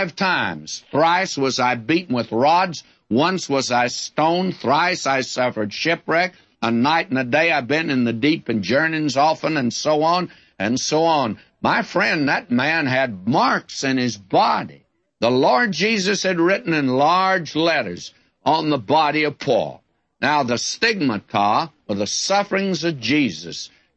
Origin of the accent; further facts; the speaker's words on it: West Texas, United States; I was raised in West Texas in the day before they had too many fences